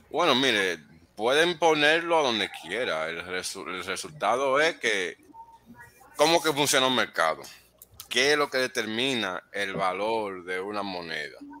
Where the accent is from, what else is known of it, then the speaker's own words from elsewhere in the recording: New York, United States; yo me crié en Nueva York